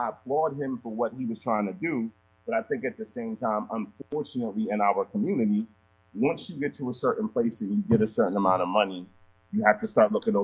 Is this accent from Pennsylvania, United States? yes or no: yes; Philadelphia, Pennsylvania, United States; also born or lived in Nigeria; I'm from Philly, you know what I'm saying? So I am from a city that is notoriously rough